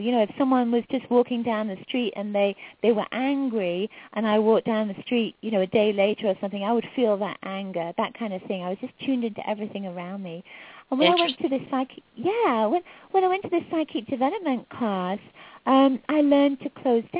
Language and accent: English; England, United Kingdom; moved away; I'm from England originally, and I was raised in a psychic household.